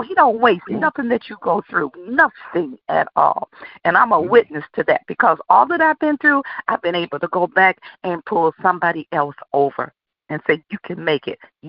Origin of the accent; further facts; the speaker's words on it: Black Bottom, United States; y'all know I'm from Black Bottom.